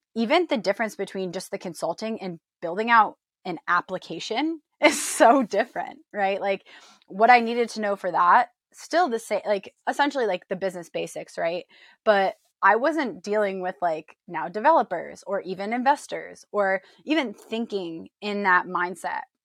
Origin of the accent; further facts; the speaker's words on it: New York, United States; moved away as an adult; also born or lived in Illinois; now in San Diego, United States; I was born and raised in New York